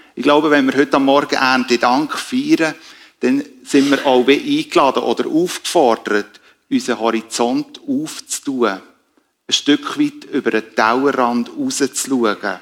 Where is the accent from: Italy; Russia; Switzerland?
Switzerland; wir als Schweizer